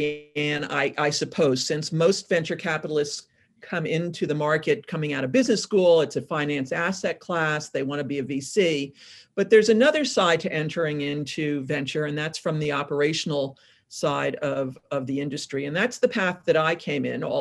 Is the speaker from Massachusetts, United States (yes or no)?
no; New York, United States; also born or lived in California; now in Portland, United States; I'm originally from New York